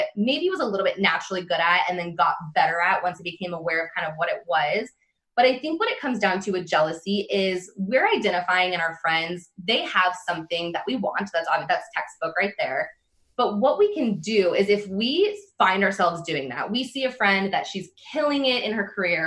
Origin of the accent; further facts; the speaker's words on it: Renton, Washington, United States; also born or lived in Bellingham, Washington; I grew up outside of Seattle in a little city called Renton